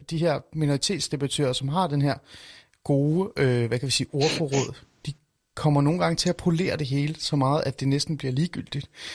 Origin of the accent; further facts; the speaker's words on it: North Zealand, Capital Region of Denmark, Denmark; Jeg voksede op i Nordsjælland, langt væk fra boligsociale områder.